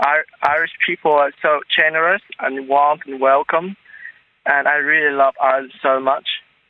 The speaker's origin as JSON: {"language": "English", "country": "Vietnam", "also_born_or_lived": "Singapore / Philippines", "moved": "yes", "lives_now": "Brussels, Belgium", "said": "I'm from Vietnam."}